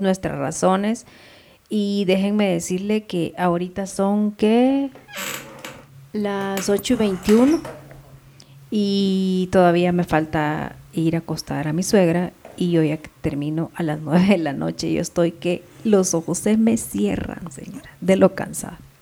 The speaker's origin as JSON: {"language": "Spanish", "country": "El Salvador", "moved": "yes", "said": "es un vecino de mi pueblo"}